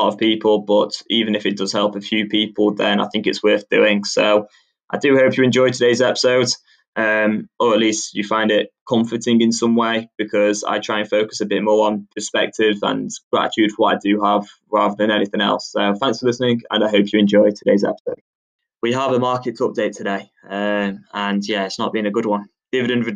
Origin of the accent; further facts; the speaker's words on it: England, United Kingdom; growing up in England